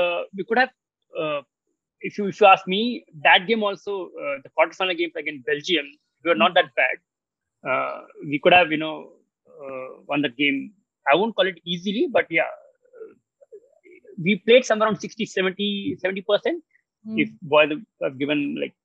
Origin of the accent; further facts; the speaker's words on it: Maharashtra, India; first language Marathi; English is a second language; If I will talk to you in my mother tongue, maybe I'm Maharashtrian. So if I talk to Marathi to you